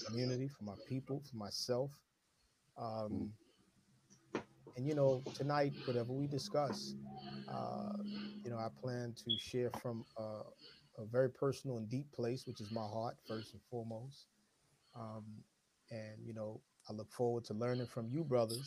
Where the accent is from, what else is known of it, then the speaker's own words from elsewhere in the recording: New York City, New York, United States; also born or lived in South Bronx; We grew up here in Harlem, New York. Primarily Harlem, the South Bronx, but you know, mostly Harlem. Been here all my life